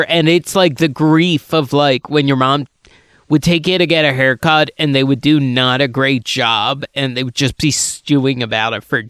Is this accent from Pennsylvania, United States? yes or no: yes; Chichester, Pennsylvania, United States; also born or lived in Boothwyn, Pennsylvania / Marcus Hook, Pennsylvania / Delaware County, Pennsylvania; I'm from Chichester, Pennsylvania.